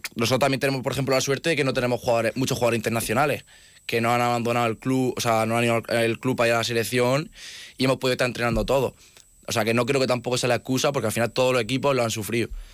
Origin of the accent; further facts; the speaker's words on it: Region of Murcia, Spain; moved away as an adult; now in Pamplona, Spain; como en casa, como en Murcia